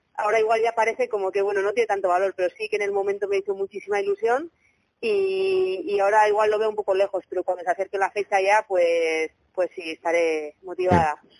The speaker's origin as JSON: {"language": "Spanish", "town": "Bilbao", "region": "Basque Country", "country": "Spain", "lives_now": "Zumaia, Spain", "said": "yo soy de Bilbao, pero vivo aquí en Sumaya cerca de Zaraos"}